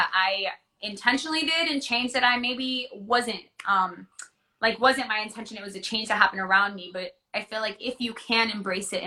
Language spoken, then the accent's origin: English; Orlando, Florida, United States; I grew up in Orlando. I went to elementary, middle, high school in Orlando